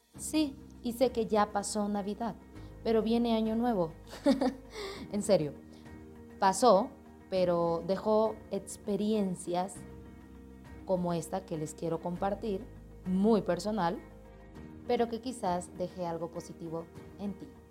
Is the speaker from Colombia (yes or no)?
yes; Colombia; moved away as an adult; now in Mexico; Soy colombiana radicada ahora mismo en México por sueños, por un cambio en mi vida